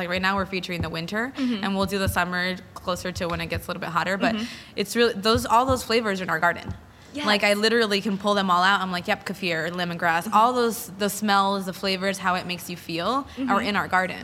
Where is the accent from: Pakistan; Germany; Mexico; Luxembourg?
Mexico; Jalisco; now in United States; I'm from Jalisco.